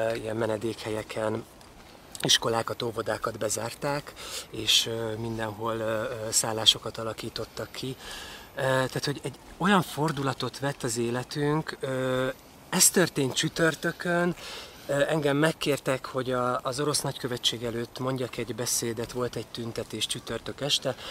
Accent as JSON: {"language": "Hungarian", "area": "Transcarpathia", "region": "Zakarpattia Oblast", "country": "Ukraine", "tie": "born or raised there", "also_born_or_lived": "Vári / Berehove", "moved": "as an adult", "lives_now": "Hungary", "said": "Kárpátaljáról beszélünk, ahol én születtem, és értem 18 éves koromig"}